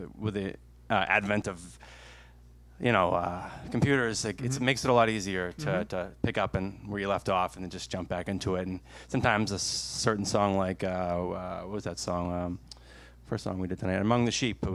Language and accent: English; South Shore, Massachusetts, United States; now in Milford, United States; grew up in the South Shore.